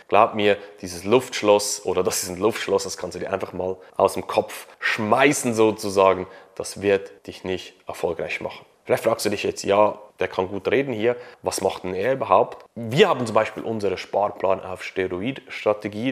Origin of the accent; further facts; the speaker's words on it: Switzerland; bei uns in der Schweiz